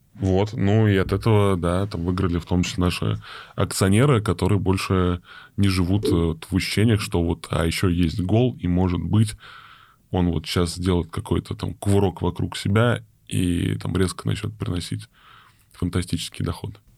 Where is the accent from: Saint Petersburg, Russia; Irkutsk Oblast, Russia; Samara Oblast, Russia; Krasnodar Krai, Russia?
Saint Petersburg, Russia; now in Moscow, Russia; я из Питера, я очень хотел вернуться, там, сам там в Петербург